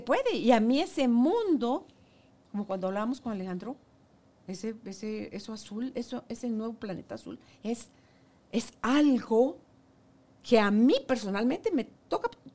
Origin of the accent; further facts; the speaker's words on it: Guatemala; Guatemala, somos un país divino